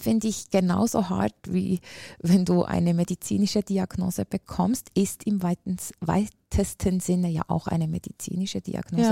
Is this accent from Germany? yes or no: no; Switzerland; accent: Swiss; ich bin äh, aus der Schweiz, wie alle hören können wahrscheinlich